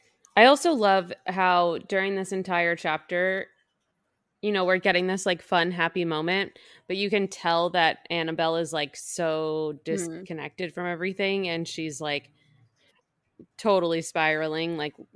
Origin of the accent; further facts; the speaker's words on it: Boston, Massachusetts, United States; I grew up in Massachusetts. I grew up in the Boston area and I went to school in the Bronx and Rhode Island.